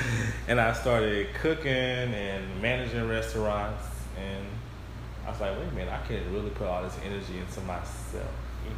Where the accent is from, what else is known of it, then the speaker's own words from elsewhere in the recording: St. Louis, Missouri, United States; Yes, I am born and raised in St. Louis, so I'm like a real big hometown boy.